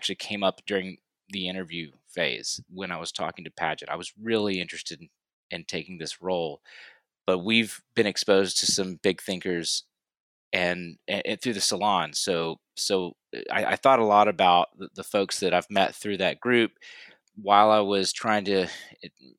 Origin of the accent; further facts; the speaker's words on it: Pensacola, Florida, United States; moved away as an adult; also born or lived in New York City / Austin / Dallas; I live in Pensacola, Florida. That's my hometown. In the early part of my career, though, I lived in New York City, in Austin, and Dallas